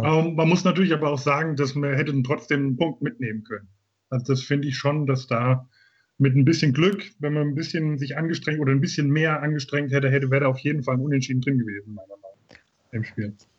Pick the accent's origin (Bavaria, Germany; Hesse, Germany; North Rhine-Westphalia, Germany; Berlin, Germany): Hesse, Germany; Grünberg; also born or lived in Giessen; komme aus Gießen in Hessen, bin aufgewachsen in Grünberg